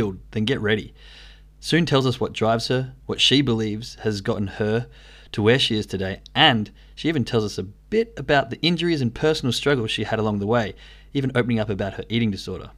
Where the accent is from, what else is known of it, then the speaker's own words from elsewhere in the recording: Australia; now in Germany; I'm originally from Australia, but moved to Germany now